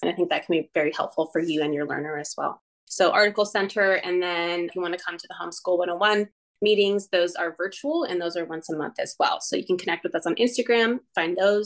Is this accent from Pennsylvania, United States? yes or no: no; California, United States; I'm a Californian